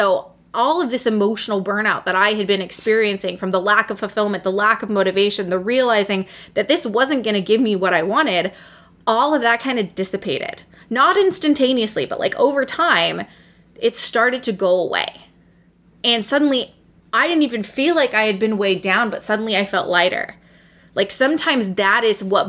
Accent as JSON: {"language": "English", "town": "Seattle", "region": "Washington", "country": "United States", "moved": "as an adult", "lives_now": "Michigan, United States", "said": "I was from Seattle"}